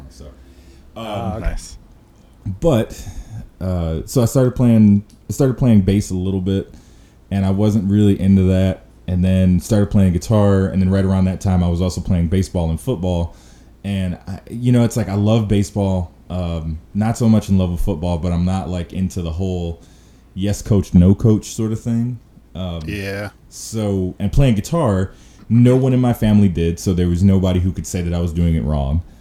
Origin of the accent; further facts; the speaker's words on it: Chicago, Illinois, United States; So I'm I'm a Southsider, so Sox fan.